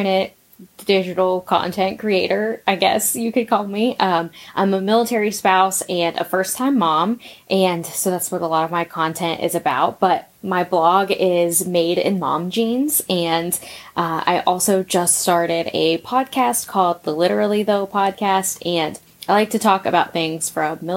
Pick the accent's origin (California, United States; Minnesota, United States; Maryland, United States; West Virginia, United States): West Virginia, United States; That's where I'm from.